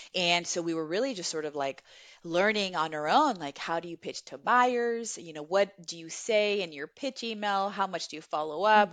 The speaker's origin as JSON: {"language": "English", "town": "Los Angeles", "region": "California", "country": "United States", "tie": "born or raised there", "also_born_or_lived": "Viña del Mar, Chile", "second_language": "English", "said": "I came here to America when I was, uh, nine years old in elementary school to the San Fernando Valley, the, um, in Los Angeles"}